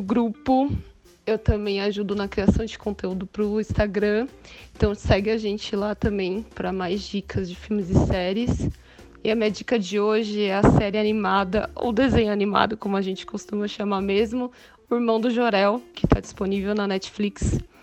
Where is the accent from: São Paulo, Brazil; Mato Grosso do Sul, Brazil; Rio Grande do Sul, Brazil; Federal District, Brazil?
São Paulo, Brazil; eu sou designer, eu sou de São Paulo